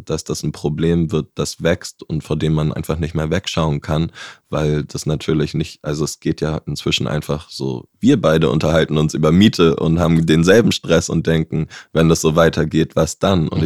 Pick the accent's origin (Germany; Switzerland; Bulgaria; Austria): Germany; Hamburg; also born or lived in Bavaria; Zum Beispiel bin ich in Bayern geboren, bin dann mit zehn Jahren nach Hamburg gekommen, wo das schon ein Riesenschnitt war, weg von meinen Großeltern.